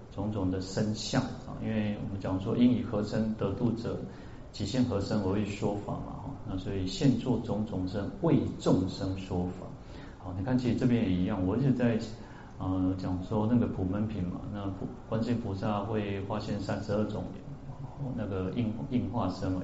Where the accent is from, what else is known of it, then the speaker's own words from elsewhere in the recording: Taiwan; 那只是我们台湾人喜欢